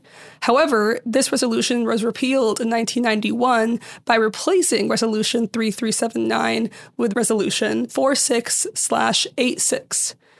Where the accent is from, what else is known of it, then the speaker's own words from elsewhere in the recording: Syria; I'm from Syria, but even in Syria, everyone, like in most Middle Eastern countries, there was a mix of all these religions